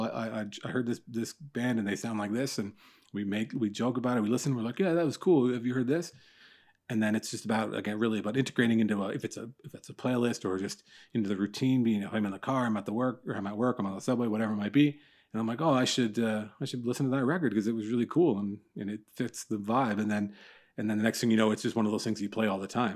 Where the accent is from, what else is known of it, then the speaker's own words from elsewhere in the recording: Newmarket, Ontario, Canada; I live, I grew up in Newmarket, just north of Toronto.